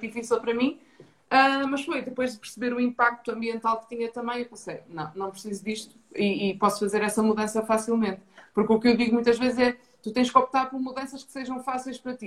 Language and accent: Portuguese; Ponte da Barca, Norte, Portugal; moved away as an adult; also born or lived in Braga; now in Lisbon, Portugal; sou natural de Ponta Barca, no Minho, uma vila pequena no Alto Minho.